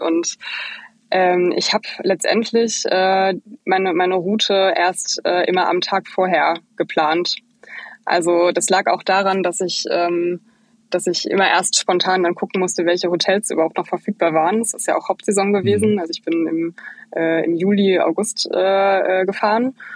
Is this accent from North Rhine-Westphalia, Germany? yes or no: yes; Bochum, North Rhine-Westphalia, Germany; moved away as an adult; now in Berlin, Germany; Ich bin eigentlich aus dem Ruhrpott, genauso wie ihr. Ich komme eigentlich aus Bochum